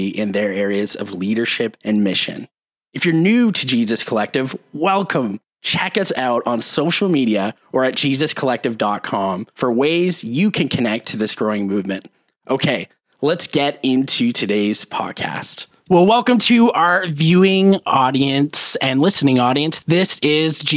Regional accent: Canada; I represent the only Canadian voice

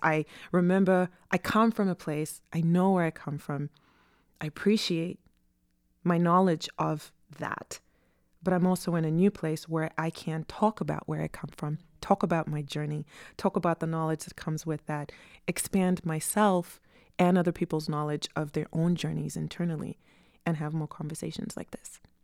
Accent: Harare, Zimbabwe; now in United States; I was born and raised in Harare, Zimbabwe, which is in southern Africa.

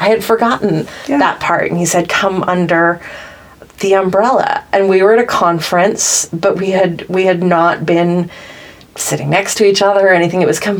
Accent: the South, United States; I grew up in the South, but I live in the East Coast, and I've always felt this tension between the two

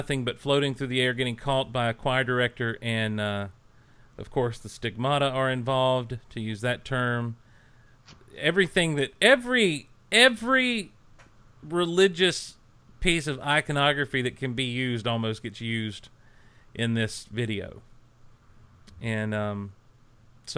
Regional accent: the South, United States; I'm a Southerner.

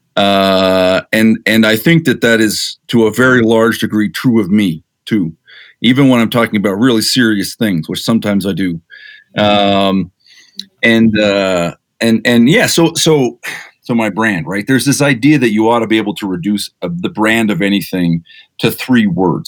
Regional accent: Provo, Utah, United States; also born or lived in Chicago, Illinois / Ithaca, New York; at the age of nine, moved to Utah

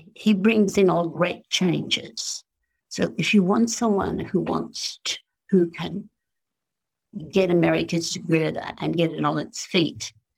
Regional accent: Australia; as an Australian

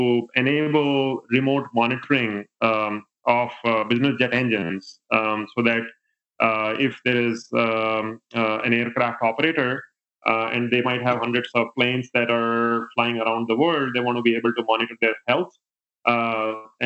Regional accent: India; moved away as an adult; now in United States; I grew up in India. I did my education from there and even worked for the first 7 years of my career in India. And then I came to the States in 2006

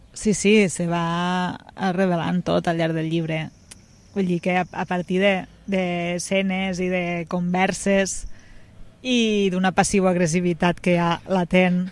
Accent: Amposta, Catalonia, Spain; Vaig néixer aquí, uns pares van néixer aquí, uns iaios van néixer aquí

